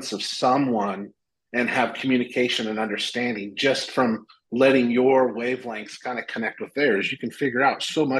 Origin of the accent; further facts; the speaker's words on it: Washington, United States; now in Phoenix, United States; back in my hometown in Washington.